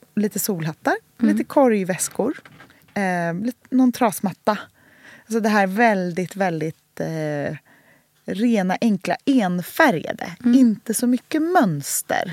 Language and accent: Swedish; Gladekvarn, Sweden; Gladekvarn, mm. där jag är uppvuxen